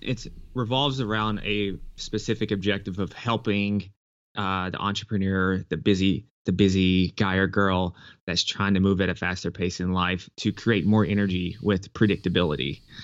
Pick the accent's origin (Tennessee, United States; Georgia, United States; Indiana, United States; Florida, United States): Tennessee, United States; Nashville; I grew up in Nashville, Tennessee